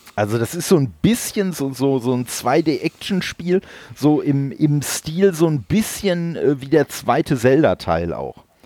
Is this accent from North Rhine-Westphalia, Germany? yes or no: yes; Dortmund, North Rhine-Westphalia, Germany; bin ja gebürtig aus Dortmund und wir haben da so einen so äh, Laden gehabt